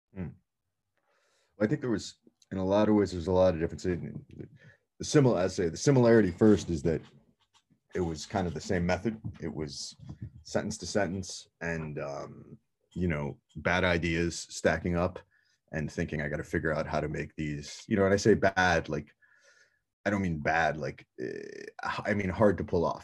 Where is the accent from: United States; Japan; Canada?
United States; born or raised there